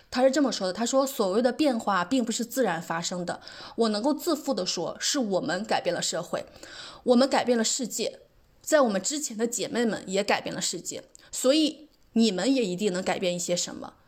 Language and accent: Chinese; China; 我觉得就是全世界的人类，尤其东亚人，尤其我们中国人，尤其需要看一下这一本书。